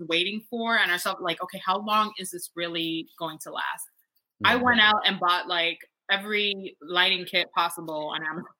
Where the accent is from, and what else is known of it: Miami, Florida, United States; born or raised there